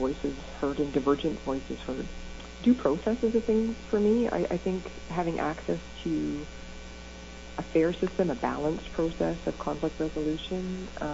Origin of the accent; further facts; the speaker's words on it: Northern Ontario, Canada; moved away; I came from Northern Ontario. It's pretty sheltered